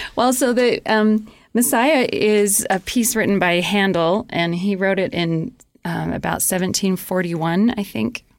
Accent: New Mexico, United States; now in Rexburg, United States; I grew up in New Mexico

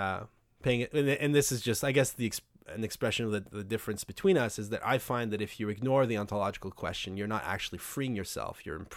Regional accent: Quebec, Canada; I'm French Canadian

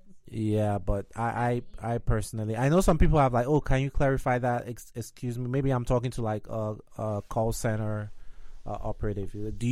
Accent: Nigeria; now in United States; I'm from Nigeria

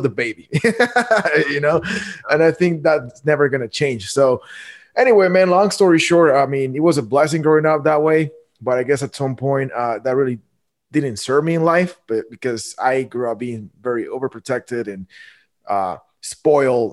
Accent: Guatemala; moved away as an adult; now in United States; I was born and raised in Guatemala.

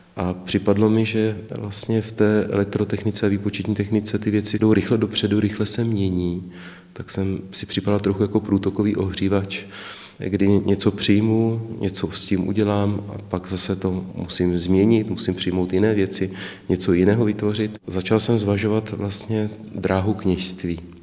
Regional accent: České Budějovice, South Bohemian Region, Czechia; Já jsem se narodil v Budějovicích 20. června roku 77

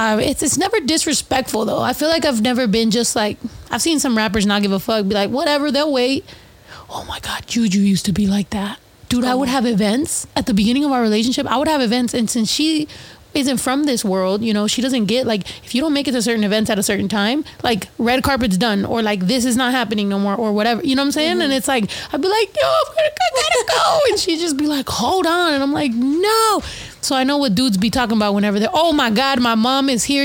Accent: East Coast, United States; Like, I'm from the East Coast. How fucking dare you?

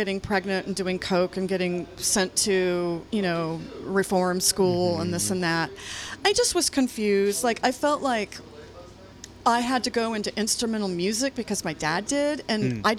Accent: Lafayette, California, United States; also born or lived in Walnut Creek, California; growing up in Lafayette near the church.

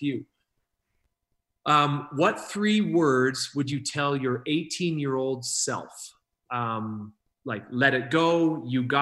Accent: Saskatchewan, Canada; Yeah, I'm from Saskatchewan. I'm right above North Dakota

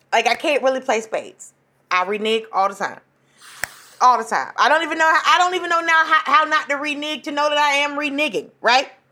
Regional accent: Atlanta, Georgia, United States; I graduated from high school in Atlanta. I'm from Atlanta

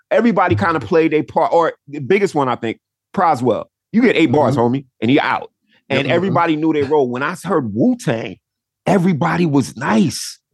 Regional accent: New York, United States; I grew up in New York

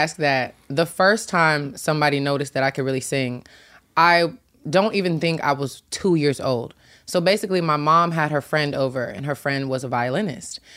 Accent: Tennessee, United States; I'm from Tennessee

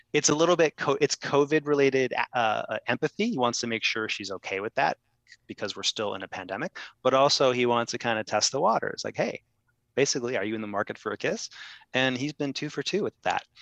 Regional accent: Ohio, United States; now in New York, United States; I'm from Ohio.

